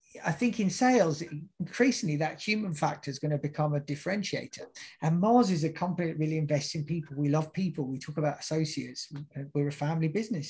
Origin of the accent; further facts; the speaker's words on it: United Kingdom; moved away; my home country of the UK